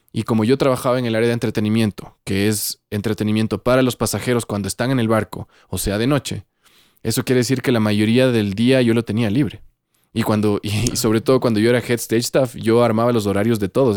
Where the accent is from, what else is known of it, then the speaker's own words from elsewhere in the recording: Ecuador; moved away as an adult; also born or lived in Santiago, Chile; yo me fui del Ecuador